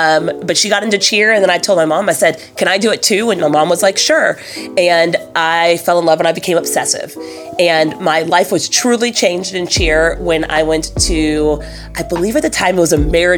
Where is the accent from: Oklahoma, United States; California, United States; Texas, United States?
Oklahoma, United States; also born or lived in Minnesota / North Carolina / Michigan; I am originally from Oklahoma, but I grew up all over the place. My dad was a doctor, and we just followed where the job took him. Spent a little time in Minnesota, spent a little time in North Carolina, went to middle school and high school in Michigan.